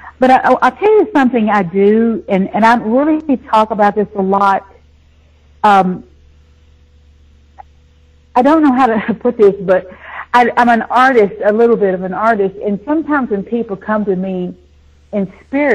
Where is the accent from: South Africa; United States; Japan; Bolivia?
United States; the South; also born or lived in Nashville, Tennessee; I grew up in the South, you know, it's a buckle on the Bible Belt